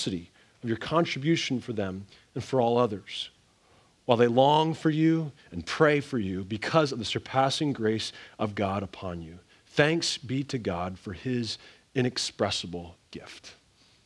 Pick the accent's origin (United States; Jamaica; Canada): Canada; moved away; where I grew up in Canada